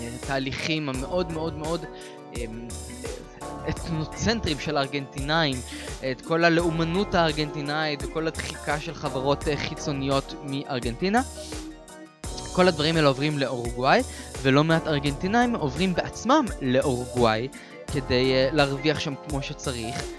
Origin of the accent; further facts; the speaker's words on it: Israel; אנחנו מישראל